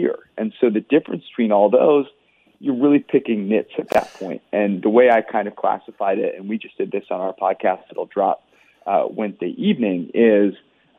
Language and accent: English; Menlo Park, California, United States; moved away as an adult; also born or lived in Los Angeles, United States; now in Cincinnati, United States; I was born and raised in Menlo Park, California